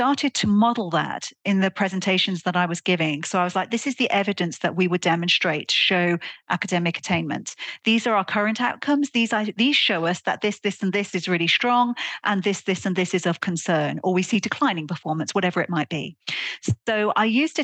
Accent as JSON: {"language": "English", "area": "Welsh", "region": "Wales", "country": "United Kingdom", "also_born_or_lived": "Netherlands", "moved": "yes", "said": "as a Welsh person"}